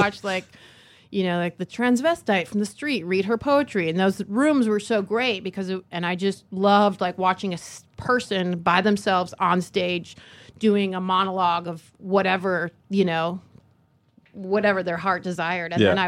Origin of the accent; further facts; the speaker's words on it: Michigan, United States; now in San Francisco, United States; No, I'm from Michigan. And then I was going to art school in Michigan, and this friend of mine said she was going to San Francisco for the semester.